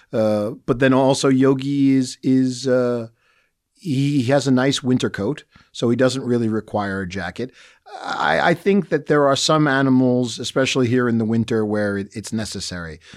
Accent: United States; now in Bratislava, Slovakia; as an American

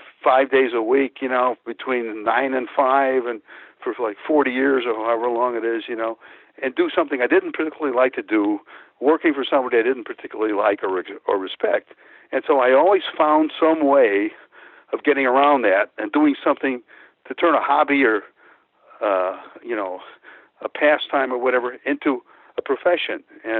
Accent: Pecos, Texas, United States; born there; Because I was born in Pecos. That's where that name comes from, Pecos, Texas.

